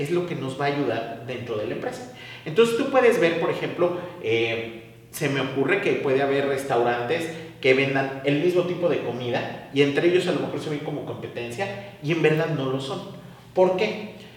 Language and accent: Spanish; Xalapa, Veracruz, Mexico; soy originario de Jalapa, Veracruz